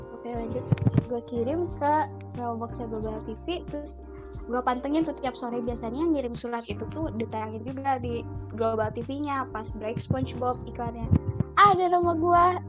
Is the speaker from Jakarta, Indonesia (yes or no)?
no; Bandung, West Java, Indonesia; gue orang Bandung